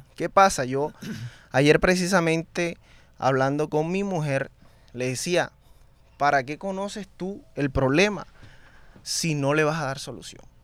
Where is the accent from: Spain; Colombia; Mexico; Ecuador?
Colombia; Barranquilla, Atlántico; Yo soy una persona que vengo de Carrizal, conozco la necesidad